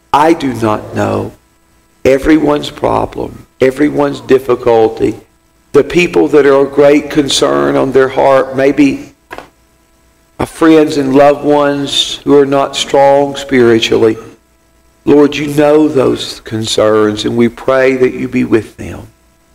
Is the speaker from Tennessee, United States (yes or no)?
yes; Dickson, Tennessee, United States; my hometown of Dixon, Tennessee